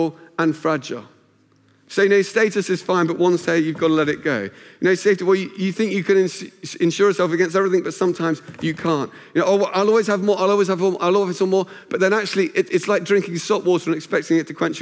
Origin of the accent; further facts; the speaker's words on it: Luton, East of England, United Kingdom; moved away as an adult; also born or lived in Cambridge; Where I grew up in Luton, it meant you invested your money in cars